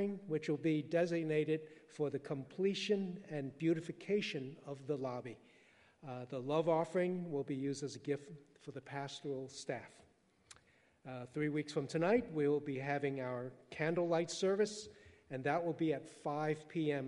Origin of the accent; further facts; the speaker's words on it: New York City, New York, United States; English is a second language; I was born and raised in Manhattan, but I didn't speak English until 7